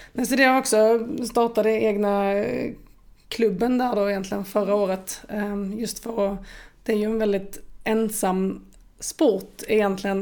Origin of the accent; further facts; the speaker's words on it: Åhus, Skåne, Sweden; jag är född och uppvuxen i Åhus där jag ehm, nu har min egen gård